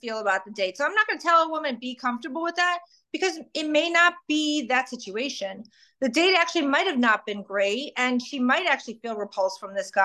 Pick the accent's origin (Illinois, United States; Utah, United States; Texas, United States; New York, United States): Illinois, United States; Chicago; now in Delray Beach, United States; I grew up in Chicago